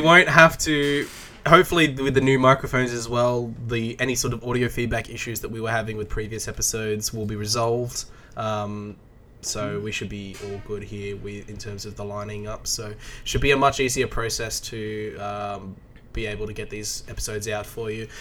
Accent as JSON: {"language": "English", "country": "Australia", "said": "as an Australian"}